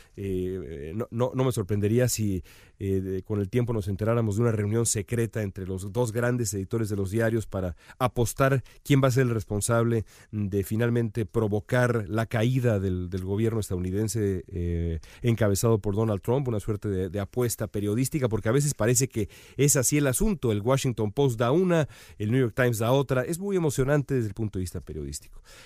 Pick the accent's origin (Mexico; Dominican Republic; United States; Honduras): Mexico; los mexicanos sabemos